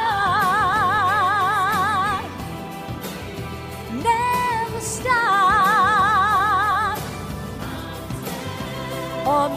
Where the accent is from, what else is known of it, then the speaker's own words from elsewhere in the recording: South Wales, United Kingdom; if you can't tell by my strange accent, I hail from South Wales. The Welsh are in tonight.